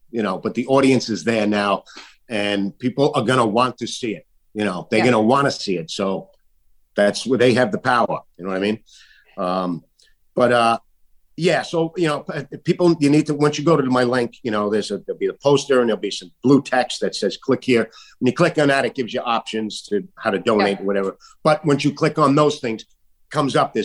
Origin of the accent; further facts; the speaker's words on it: New York City, New York, United States; in Staten Island, my hometown